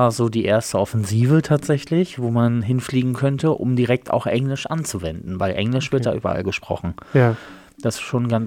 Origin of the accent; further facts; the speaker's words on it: Germany; weil ich gesagt habe, als Deutscher.